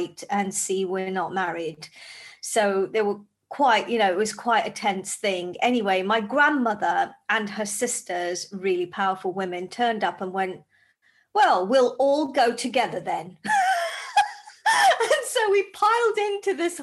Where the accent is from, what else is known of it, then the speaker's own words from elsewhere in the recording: Zambia; now in United Kingdom; I grew up in Zambia in Africa